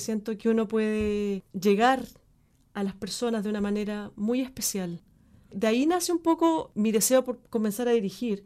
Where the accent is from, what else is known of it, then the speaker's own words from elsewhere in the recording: Chile; moved away as an adult; also born or lived in Argentina; desde mi experiencia como chilena